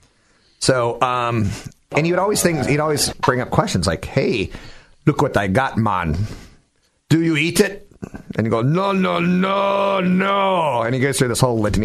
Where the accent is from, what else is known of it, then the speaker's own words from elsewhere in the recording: Mountain View, California, United States; El Camino in my hometown